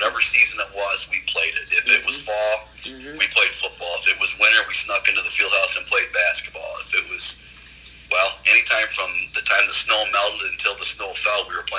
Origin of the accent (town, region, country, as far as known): Hillsdale, Michigan, United States; born or raised there